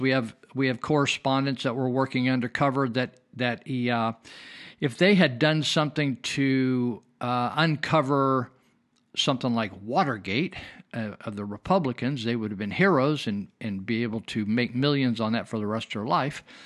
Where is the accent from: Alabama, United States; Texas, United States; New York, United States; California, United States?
California, United States; Marysville; I was raised in California, and, uh, I was raised in a town called Marysville, small town of twelve thousand people